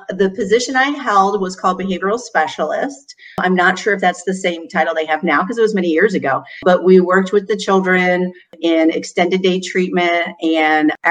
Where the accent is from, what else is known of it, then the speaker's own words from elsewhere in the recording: Newark, Ohio, United States; moved away as an adult; now in Bowling Green, United States; I came to Bowling Green to go to college. Before that, I grew up in Newark, Ohio, which is central.